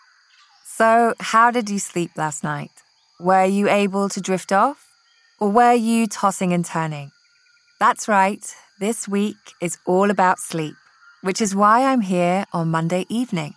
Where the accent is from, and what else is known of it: Scotland, United Kingdom; born or raised there; now in California, United States